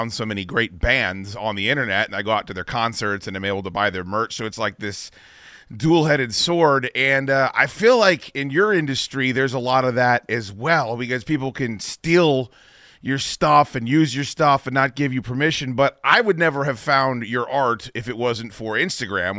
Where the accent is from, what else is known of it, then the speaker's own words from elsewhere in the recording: East Coast, United States; also born or lived in Arizona; I'm from the East Coast